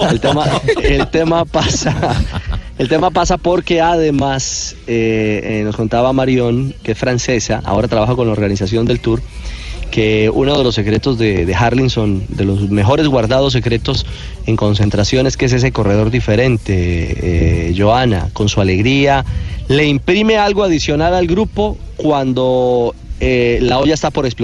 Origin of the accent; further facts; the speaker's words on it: Antioquia, Colombia; Yo soy paisa ….